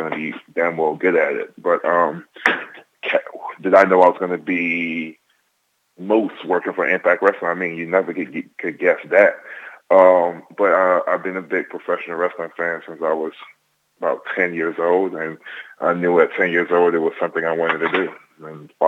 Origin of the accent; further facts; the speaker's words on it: Nigeria; I'm Nigerian.